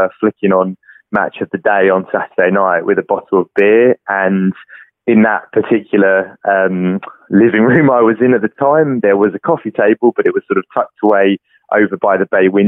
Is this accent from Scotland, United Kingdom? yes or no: no; London, United Kingdom; I'm from London, UK, and I'm the inventor